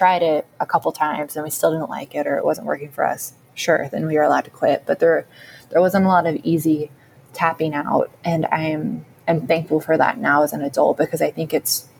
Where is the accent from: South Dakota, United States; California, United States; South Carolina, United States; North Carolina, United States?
California, United States; Sacramento; moved away; I loved growing up in Sacramento